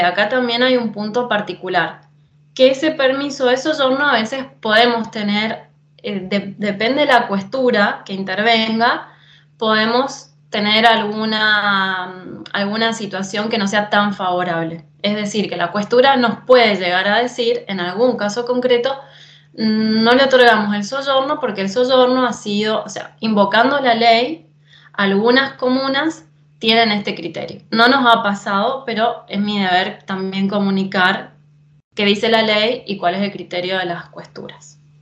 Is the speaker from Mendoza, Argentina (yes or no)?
yes; San Rafael, Mendoza, Argentina; moved away as an adult; now in Italy; yo vengo de San Rafael, Mendoza